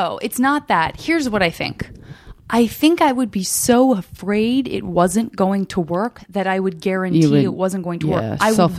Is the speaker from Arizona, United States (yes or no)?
yes; Tucson, Arizona, United States; born or raised there